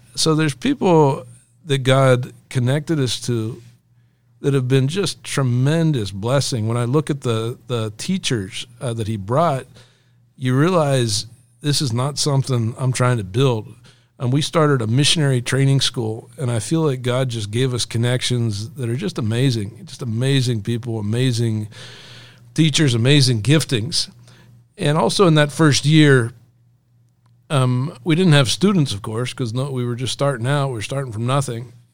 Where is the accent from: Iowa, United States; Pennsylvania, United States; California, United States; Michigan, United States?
Pennsylvania, United States; Elizabethtown; I grew up here in Elizabethtown, Pennsylvania.